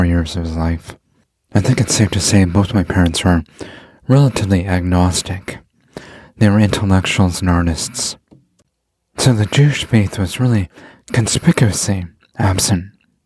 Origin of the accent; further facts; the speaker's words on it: Canada; growing up in Canada